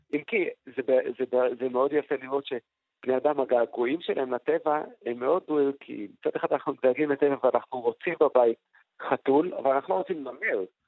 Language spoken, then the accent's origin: Hebrew; Jerusalem, Jerusalem District, Israel; בילדותי בירושלים